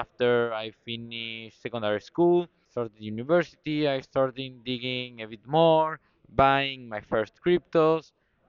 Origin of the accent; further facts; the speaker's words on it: Argentina; I'm from Argentina.